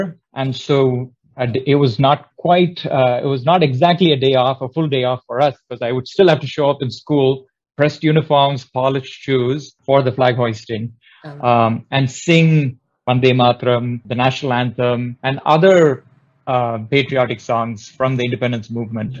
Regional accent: Chennai, Tamil Nadu, India; moved away as an adult; also born or lived in Bangalore / Michigan; now in Tustin, United States; I was born in a city called Bangalore and grew up in my hometown, which is Chennai. Moved to the US in 2004

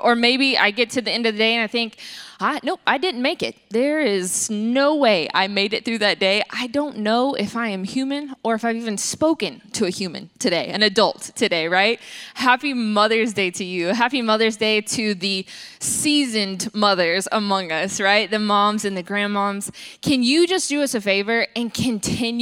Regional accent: Atlanta, Georgia, United States; I am from South Atlanta, and we call our grandmothers mamas

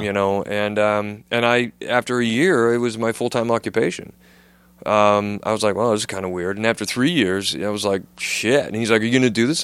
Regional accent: United States; now in United Kingdom; I'm an American

